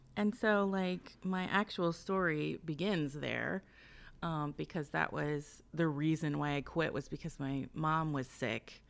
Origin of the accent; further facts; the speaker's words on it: Lawrenceburg, Indiana, United States; now in northern Kentucky, United States; I'm from southeastern Indiana, like the Lawrenceburg area